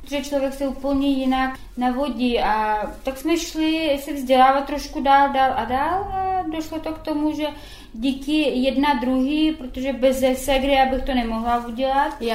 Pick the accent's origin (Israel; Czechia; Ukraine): Ukraine; i babičku, tím, že pocházíme z Ukrajiny, nádherný prostředí, příroda všude nebylo možnosti kupovat drahé krém